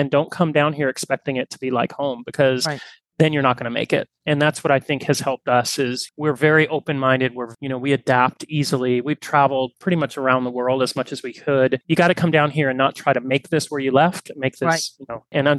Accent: New Jersey, United States; born there; Because I was born in New Jersey, and I worked for American Express for a while, so I went to New York quite a bit.

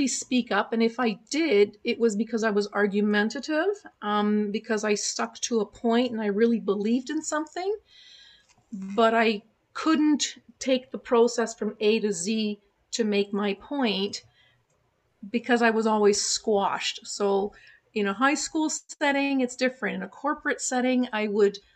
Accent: Montreal, Quebec, Canada; first language German; English is a second language; when I grew up in Montreal, I picked up French.

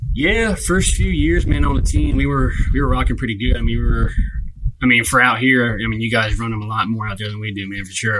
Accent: Delaware, United States; born and raised in uh, Delaware. Um, lived here my whole life.

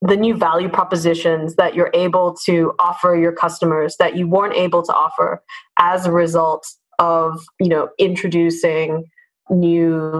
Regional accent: Singapore; as a Singaporean

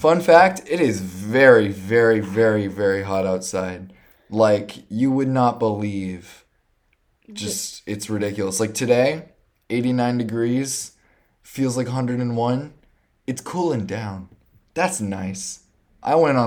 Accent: Denver, Colorado, United States; I'm from Denver

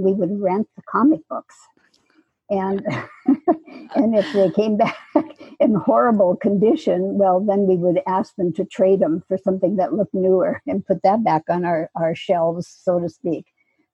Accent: Wisconsin, United States; now in Saratoga, United States; I was raised in Wisconsin

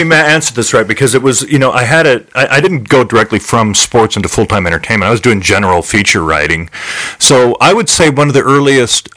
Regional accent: Chico, California, United States; moved away as an adult; also born or lived in Redding, California; now in Las Vegas, United States; my hometown in Chico, California

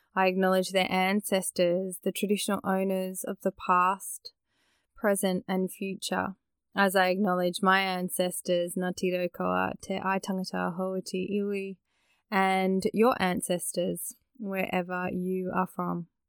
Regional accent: Australia; born or raised there

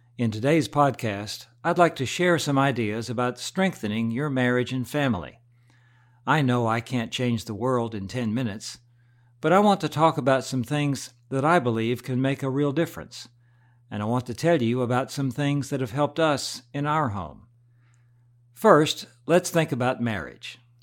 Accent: United States; Alan and I grew up in about as typical an American family as you can imagine

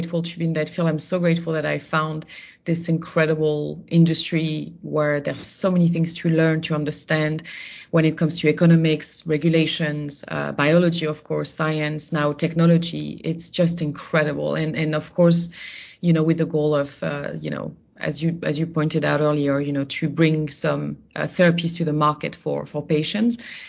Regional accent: Burgundy, Bourgogne-Franche-Comté, France; I'm originally from Burgundy. So, you know, when I was younger, I was going to every, you know, sort of fall before, you know, going to university, I was doing the grape harvest regularly

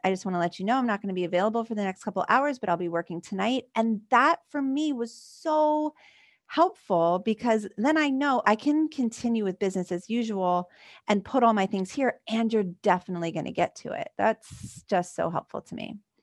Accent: Philadelphia, Pennsylvania, United States; this, like, Philly girl

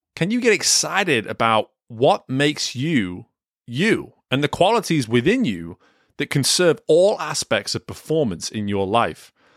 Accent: England, United Kingdom; Growing up in England, I played soccer, football, whatever you wanna call it, all the way up until the age of eighteen.

